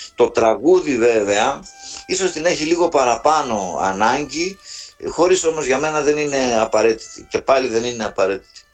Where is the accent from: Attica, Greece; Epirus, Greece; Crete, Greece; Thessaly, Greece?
Epirus, Greece; mountains of Arta; είμαι ακόμα στο χωριό μου, στα ορεινά τη Άρτας